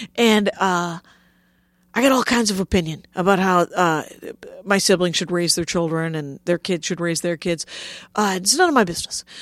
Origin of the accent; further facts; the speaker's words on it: South Milwaukee, Wisconsin, United States; I grew up in South Milwaukee